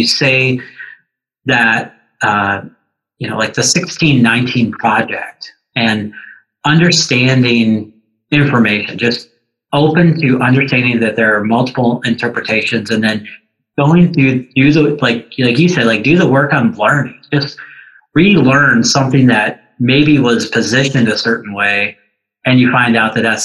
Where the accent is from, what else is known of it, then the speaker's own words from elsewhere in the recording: Tulsa, Oklahoma, United States; now in Stevens Point, United States; I grew up in Tulsa, Oklahoma